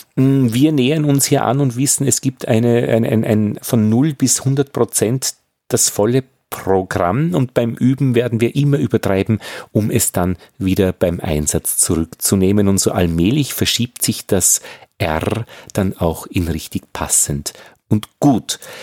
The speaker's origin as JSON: {"language": "German", "region": "Upper Austria", "country": "Austria", "said": "ich bin Oberösterreicher, ich kann das R nicht wirklich gut"}